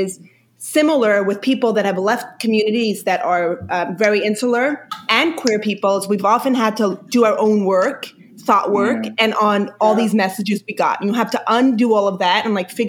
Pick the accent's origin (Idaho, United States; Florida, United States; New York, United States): New York, United States; first language Yiddish; English is a second language; I grew up in New York, in Brooklyn, in a Hasidic community